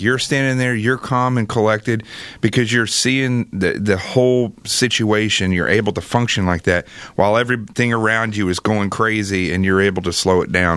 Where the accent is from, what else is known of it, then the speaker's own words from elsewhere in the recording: Arkansas, United States; moved away; I grew up in Arkansas, and uh, I grew up extremely poor uh, in the middle of nowhere